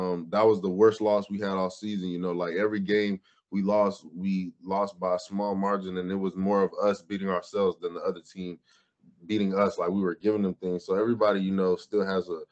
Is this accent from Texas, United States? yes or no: yes; Austin, Texas, United States; moved away as an adult; also born or lived in Nigeria; now in Gainesville, United States; I lived in Austin, Texas. So my house was in Austin, but I went to Maynard. Maynard is like 20 minutes outside of Austin. But so I'm from Austin, so it's a big city.